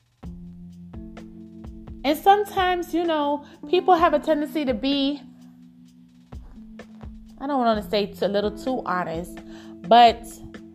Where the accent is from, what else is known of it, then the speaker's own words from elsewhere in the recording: New York City, New York, United States; growing up in Brooklyn